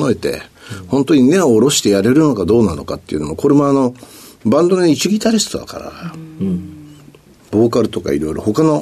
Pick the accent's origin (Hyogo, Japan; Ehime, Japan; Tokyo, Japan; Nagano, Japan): Tokyo, Japan; ょうえー、東京ですね。